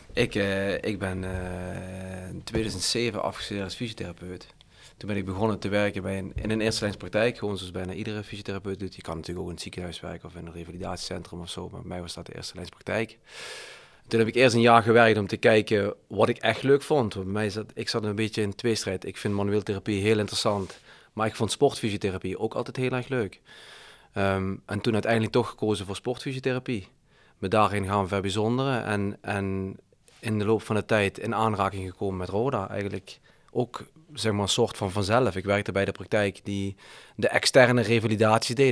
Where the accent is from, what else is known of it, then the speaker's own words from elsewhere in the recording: Heerlen, Limburg, Netherlands; ik, ik woonde op Heerle Heide